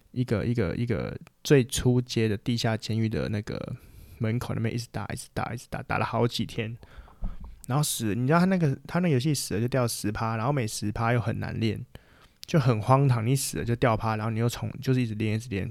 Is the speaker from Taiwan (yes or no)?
yes; Taiwan; 我们台湾人就最爱打架了嘛